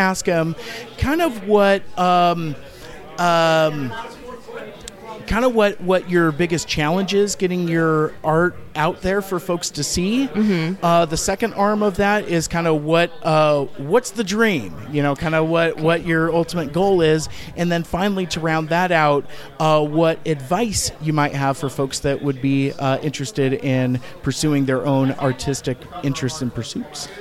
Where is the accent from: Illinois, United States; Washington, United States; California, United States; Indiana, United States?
Washington, United States; Seattle; also born or lived in Federal Way; I am from Seattle as well.